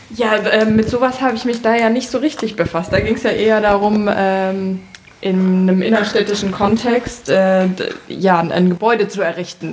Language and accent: German; Germany; Ich bin in Deutschland geboren.